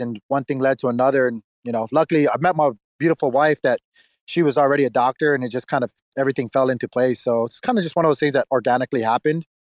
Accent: Hawaii, United States; moved away as an adult; now in Tennessee, United States; I'm originally from Hawaii, uh, and moved out here about when I was 21 years old

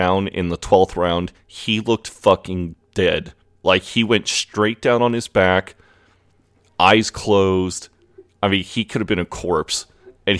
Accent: United States

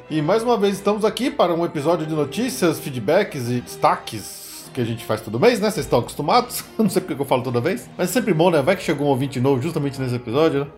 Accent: São Paulo, Brazil; a gente é de São Paulo

